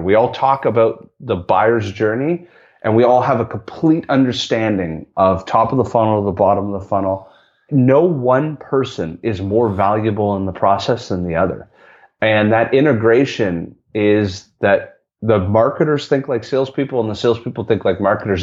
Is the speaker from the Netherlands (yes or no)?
no; Canada; me being Canadian